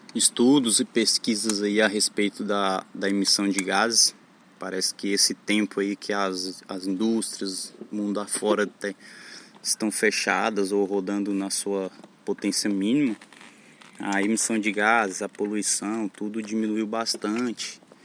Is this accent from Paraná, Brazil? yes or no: no; Mineiros, Goiás, Brazil; moved away as an adult; now in Florianópolis, Brazil; Eu sou natural da cidade de Mineiros, Goiás, mas atualmente há uns dois meses eu estou morando em Florianópolis